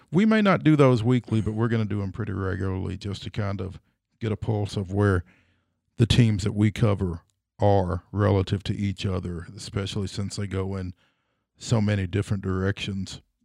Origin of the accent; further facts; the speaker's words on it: Franklin, Tennessee, United States; Coached some guys that I grew up with over in Franklin